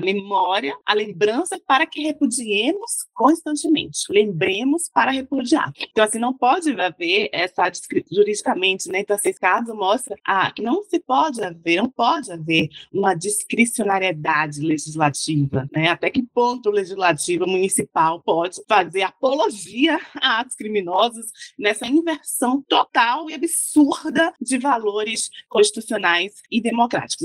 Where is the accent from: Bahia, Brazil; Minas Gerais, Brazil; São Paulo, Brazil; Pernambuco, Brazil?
Bahia, Brazil; moved away as an adult; also born or lived in Italy / Germany; now in Brasília, Brazil; sou baiana, sou terapolitana.